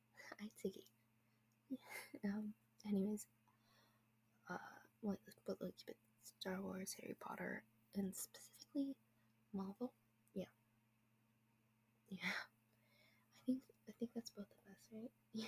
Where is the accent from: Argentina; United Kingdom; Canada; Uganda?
Canada; I am from Canada.